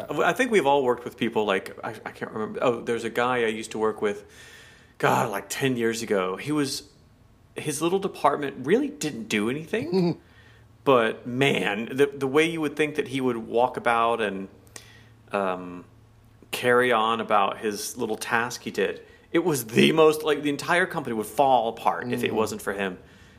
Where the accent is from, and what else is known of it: United States